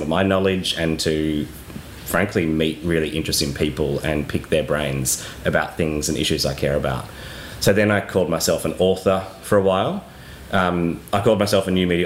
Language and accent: English; Australia; moved away as an adult; now in Mallorca, Spain; I actually couldn't leave Australia for many, many years